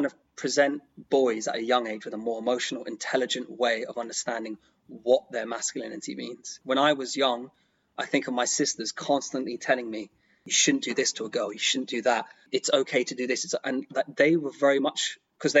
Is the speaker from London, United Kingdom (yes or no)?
yes; London, United Kingdom; I grew up in London, extremely multicultural.